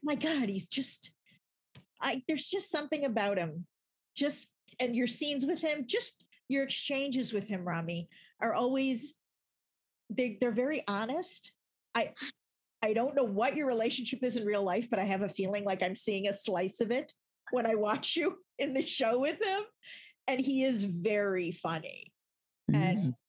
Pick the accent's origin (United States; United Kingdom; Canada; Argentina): United States; Chicago, Illinois; I grew up in Chicago